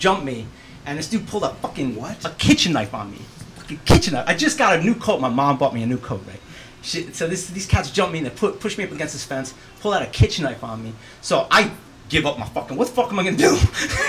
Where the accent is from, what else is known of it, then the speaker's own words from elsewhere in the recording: New York City, New York, United States; moved away; We grew up in New York City in Manhattan